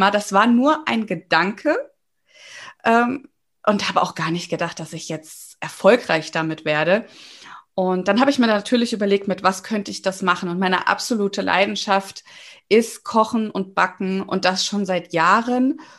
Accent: Giessen, Hesse, Germany; Ja, hallo. Also … ich komme aus Gießen, bin 32 Jahre alt, bin zweifache Mama von zwei Töchtern

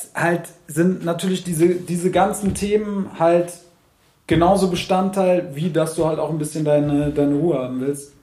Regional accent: Frankfurt, Hesse, Germany; als Frankfurter

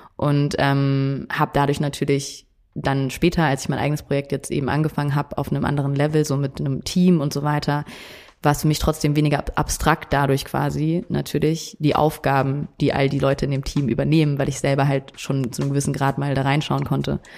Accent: Munich, Bavaria, Germany; moved away as an adult; also born or lived in Netherlands; ich bin ja in München aufgewachsen

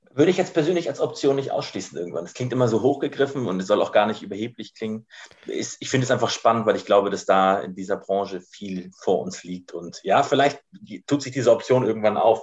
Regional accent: Ratzeburg, Schleswig-Holstein, Germany; moved away; also born or lived in Bad Oldesloe; Ich bin hier oben quasi geboren in Bad Oldesloe, ähm, genau, und bin hier oben auch groß geworden in der Nähe von Ratzeburg

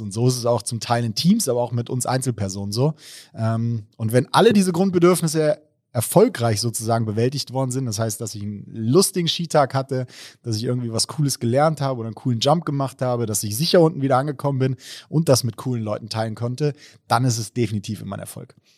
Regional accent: Baunatal, Hesse, Germany; now in Mainz, Germany; ursprünglich aus Baunatal, also aus dem schönen Nordhessen

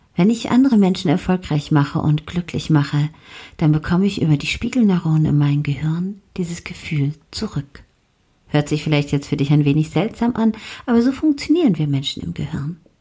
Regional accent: Germany

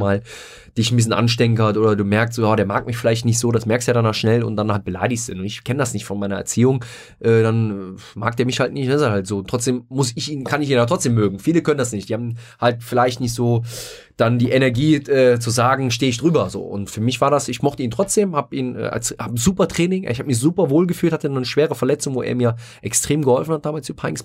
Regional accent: Rhineland, Germany; ich bin als äh, gebürtiger Glapper Rheinländer

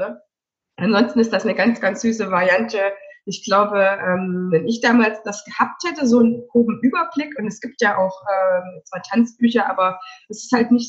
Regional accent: Denmark; Und ich komme aus Dänemark und ich wollte denn dänische Tänze noch

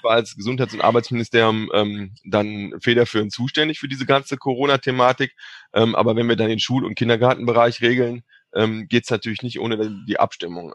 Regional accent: Cologne, North Rhine-Westphalia, Germany; ich komme aus Köln

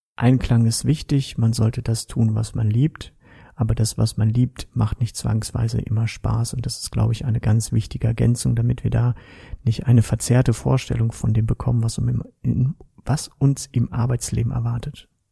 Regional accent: Kevelaer, North Rhine-Westphalia, Germany; now in Straelen, Germany; Geboren in Kevlar, mittlerweile aber wohnhaft in Strahlen am schönen Niederrhein

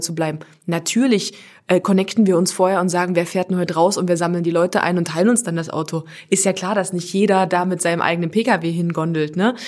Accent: Halle, Saxony-Anhalt, Germany; ich komme aus Halle

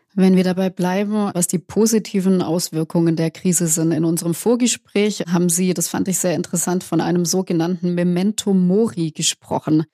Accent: Swabia, Baden-Württemberg, Germany; als Schwäbin

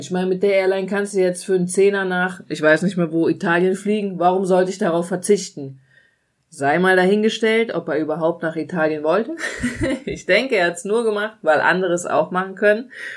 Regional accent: Germany; bei uns in Deutschland

